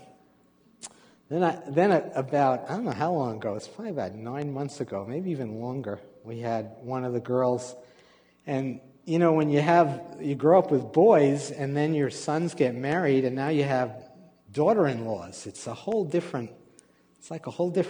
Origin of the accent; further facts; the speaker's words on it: New York, United States; I was born and raised in a Jewish family in New York